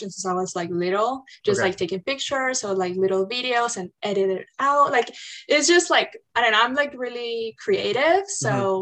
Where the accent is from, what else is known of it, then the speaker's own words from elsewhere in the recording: Peru; now in Michigan, United States; I'm actually from Peru. I moved to the States around 6 or 7 years ago